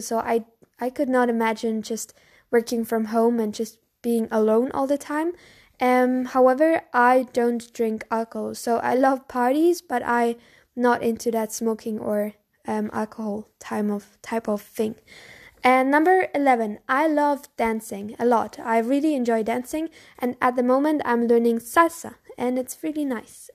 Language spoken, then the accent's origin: English; Bavaria, Germany; English is a second language; I'm from Bavaria. So Bavaria is in Germany.